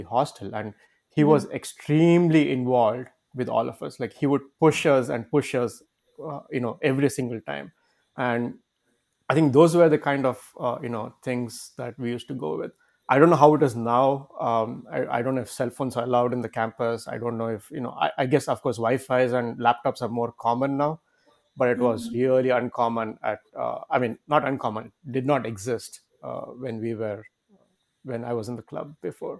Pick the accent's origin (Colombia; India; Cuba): India; Bangalore, Karnataka; moved away as an adult; also born or lived in Amritapuri, Kerala; I am basically from Bangalore, from Karnataka